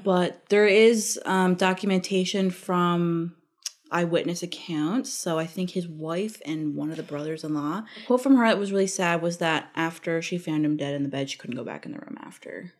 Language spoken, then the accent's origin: English; Labrador City, Newfoundland and Labrador, Canada; moved away; back home in labrador I'm from Labrador